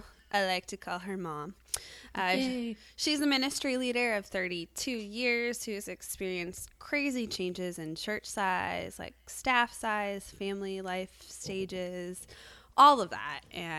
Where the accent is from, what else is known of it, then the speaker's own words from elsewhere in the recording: Chicago, Illinois, United States; now in Ventura, United States; especially because I'm from Chicago.